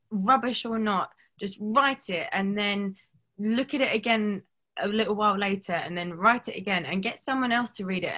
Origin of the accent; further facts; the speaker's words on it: London, United Kingdom; I'm from London